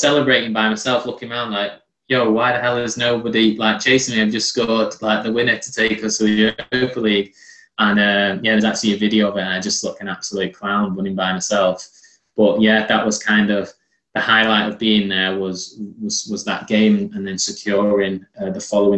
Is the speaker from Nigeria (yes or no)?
no; England, United Kingdom; although I am Turkish, I was born and bred in England, I didn't have any Turkish friends. All my friends in school were English, and I had no real insight to what life was like in Turkey.